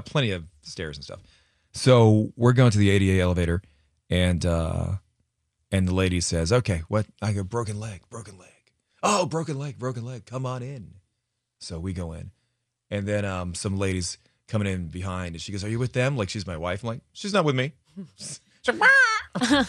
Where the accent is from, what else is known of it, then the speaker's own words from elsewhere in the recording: Connecticut, United States; moved away; as a child growing up in Connecticut